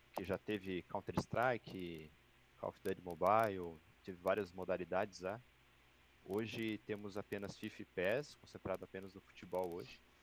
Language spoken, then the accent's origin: Portuguese; Joinville, Santa Catarina, Brazil; sou nascido em Joinville, tenho 33 anos